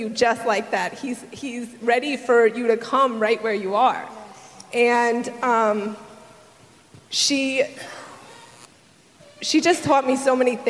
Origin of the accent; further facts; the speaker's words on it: New York, United States; moved away as an adult; now in Southern United States; I lived in New York, and we were moving down south a month later